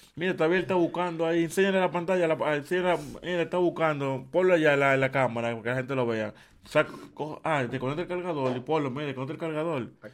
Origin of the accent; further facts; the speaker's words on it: Dominican Republic; now in Barnaul, Russia; en Dominicana, en mi país, si tú eres extranjero, tú consigues apartamentos rápido